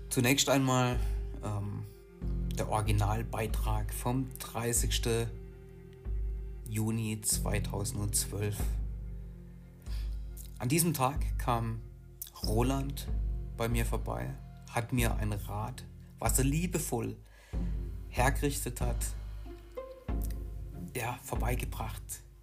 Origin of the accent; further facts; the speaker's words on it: Achkarren, Baden-Württemberg, Germany; Hier in Achkare, wo ich herkomme, den Ort, den ich liebe